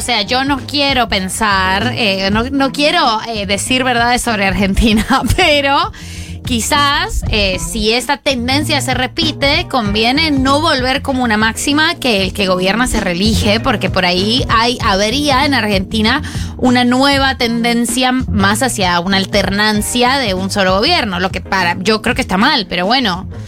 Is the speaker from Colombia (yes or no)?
yes; Colombia